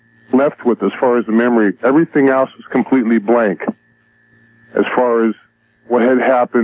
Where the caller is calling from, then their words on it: Los Angeles, California, United States; I'm calling from San Pedro, California, the L.A. Basin area.